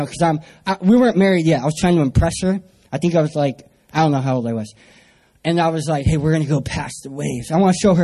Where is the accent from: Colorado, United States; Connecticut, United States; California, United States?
California, United States; San Diego; I'm from San Diego, California